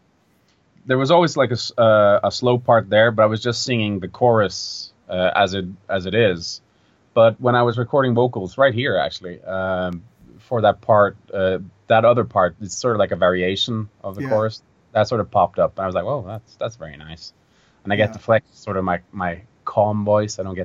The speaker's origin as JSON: {"language": "English", "country": "Norway", "said": "a folk festival in my hometown"}